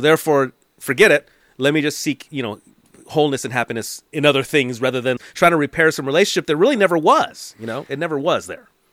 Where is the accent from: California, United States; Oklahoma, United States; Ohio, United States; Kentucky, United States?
California, United States; Los Angeles; also born or lived in East Hollywood, Los Angeles; So I lived in the valley, but was born in Hollywood, then came back to the valley.